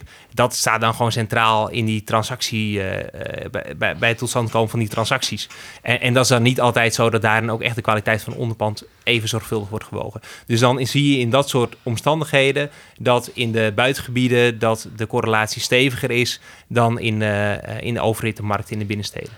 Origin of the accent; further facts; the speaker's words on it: Netherlands; we als Nederlanders